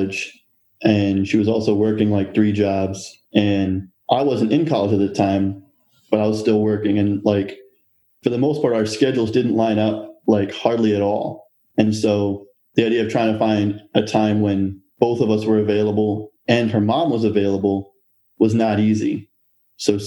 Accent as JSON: {"language": "English", "town": "Philadelphia", "region": "Pennsylvania", "country": "United States", "also_born_or_lived": "Chicago", "moved": "as an adult", "said": "I was from Philly originally."}